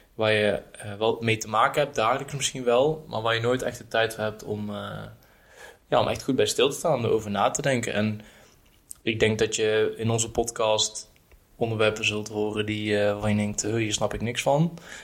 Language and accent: Dutch; Erp, North Brabant, Netherlands; now in Utrecht, Netherlands; kom ik uit Brabant. Eh, ben opgegroeid in een dorpje Erp